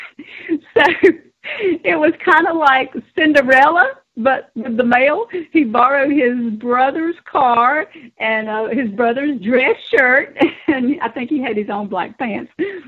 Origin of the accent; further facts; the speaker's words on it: South Carolina, United States; born there; Still South Carolina. Yep.